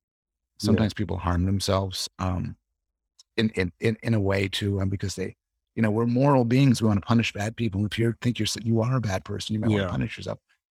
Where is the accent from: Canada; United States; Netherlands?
Canada; Yeah, well, I'm living in Toronto now. I'm from Canada originally.